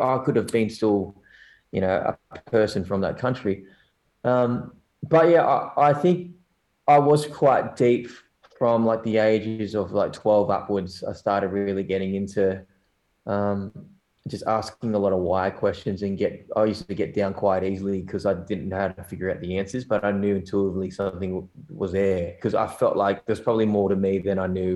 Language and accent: English; Newcastle, New South Wales, Australia; also born or lived in South Korea; I was in New South Wales and in Newcastle, which is, you know, two hours north from here. And it's a good place to grow up.